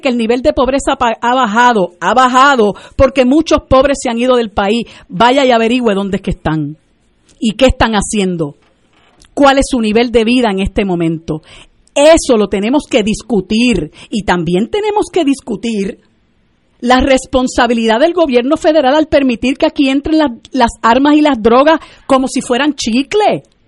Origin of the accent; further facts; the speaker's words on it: Puerto Rico; nosotros llevamos 121 años de, ser colonia de los Estados Unidos y estamos ya tan colonizados que se nos olvida que nosotros somos un país ocupado